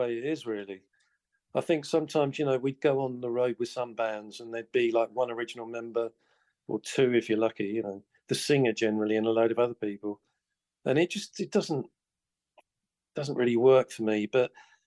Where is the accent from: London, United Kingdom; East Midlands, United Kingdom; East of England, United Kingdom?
East of England, United Kingdom; Colchester; in England, in my hometown of Colchester